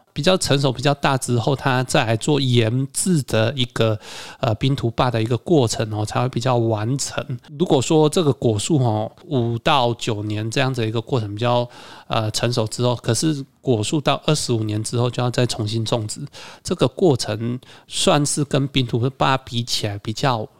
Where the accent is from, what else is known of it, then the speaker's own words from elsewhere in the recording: Taiwan; 我们台湾人